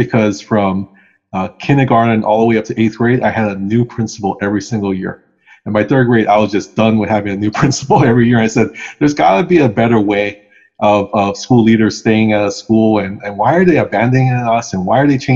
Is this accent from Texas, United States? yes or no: no; Hawaii, United States; I actually have never left the islands in terms of living somewhere else